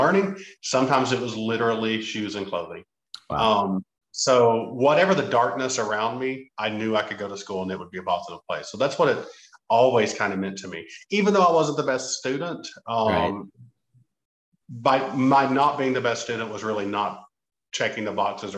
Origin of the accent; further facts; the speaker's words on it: Appalachia, United States; me as an Appalachian